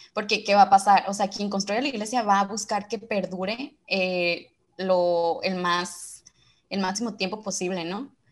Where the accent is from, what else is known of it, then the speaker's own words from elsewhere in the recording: Culiacán, Sinaloa, Mexico; soy de Culiacán, Sinaloa